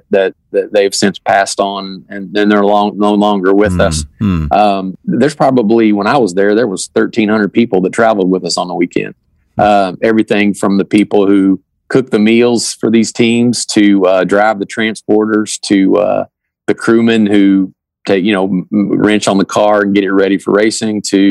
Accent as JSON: {"language": "English", "region": "Kentucky", "country": "United States", "tie": "born or raised there", "said": "as a young man growing up in Kentucky"}